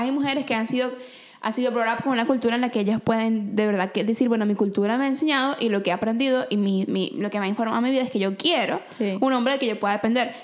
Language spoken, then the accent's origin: Spanish; Venezuela; now in Vancouver, Canada; soy de Venezuela, amo las arepas